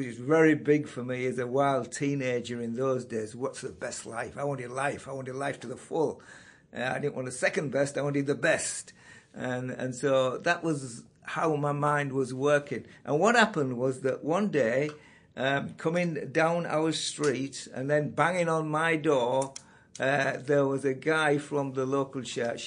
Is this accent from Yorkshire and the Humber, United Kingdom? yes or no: yes; Yorkshire and the Humber, United Kingdom; now in Carnforth, United Kingdom; born in the biggest and the best county in England, and that's Yorkshire